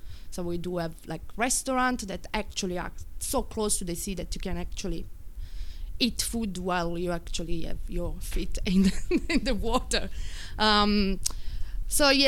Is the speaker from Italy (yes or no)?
yes; Southern Italy, Italy; moved away as an adult; now in Darwin, Australia; I come from South Italy